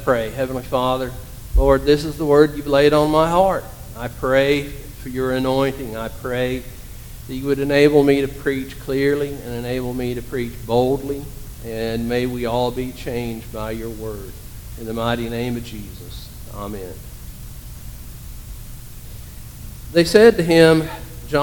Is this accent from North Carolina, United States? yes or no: yes; Hendersonville, North Carolina, United States; My hometown is Hendersonville, North Carolina